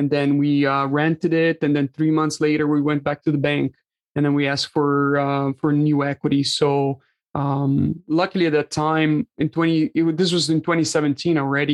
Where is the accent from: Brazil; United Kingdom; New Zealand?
Brazil; moved away as an adult; now in Canada; I'm Brazilian by birth. Moved to Canada in 2013